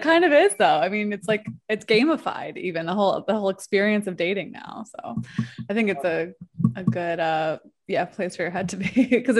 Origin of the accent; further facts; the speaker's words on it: New York, United States; accent: New York; now in Mexico; New York, like East Coast.